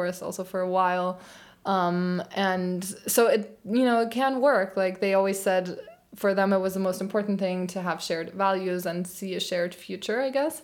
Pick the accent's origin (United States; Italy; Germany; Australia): Germany; Frankfurt, Hesse; moved away as an adult; also born or lived in London; close to my hometown, so he, like, which is Frankfurt